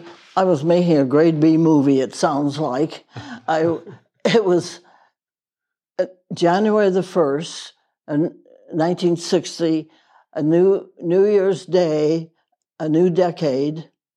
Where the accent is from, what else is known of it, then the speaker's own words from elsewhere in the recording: Wales, United Kingdom; born there; I was born in Wales and could speak a few words of Welsh.